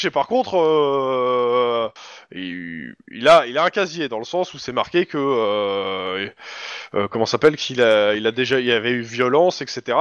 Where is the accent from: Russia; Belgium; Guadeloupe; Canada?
Russia; now in United States; Je suis d'origine russe et euh, je connaissais déjà des gens en fait.